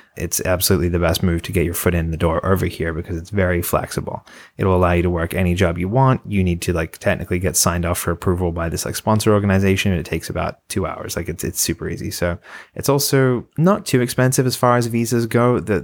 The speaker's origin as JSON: {"language": "English", "country": "Australia", "said": "Conveniently, I'm also from Australia."}